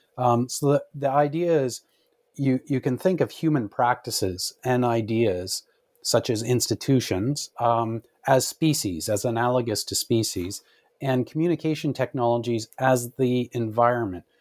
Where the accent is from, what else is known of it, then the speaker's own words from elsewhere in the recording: Canada; as a Canadian growing up